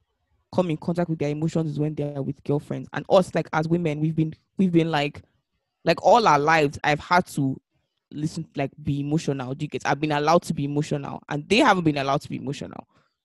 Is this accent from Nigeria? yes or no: yes; Nigeria; as Nigerian parents, we used to do better for boys and like telling them to talk when like things are